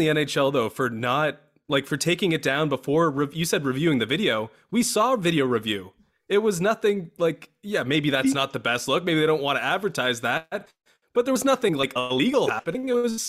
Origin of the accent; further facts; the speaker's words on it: Brampton, Ontario, Canada; I'm from Brampton, Ontario, and I own the internet.